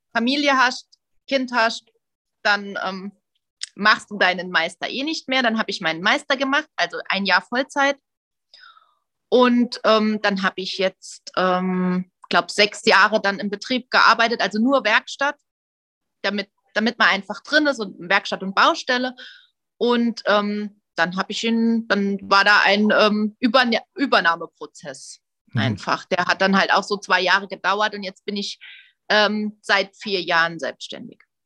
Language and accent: German; Saarland, Germany; ich bin ja aus dem Saarland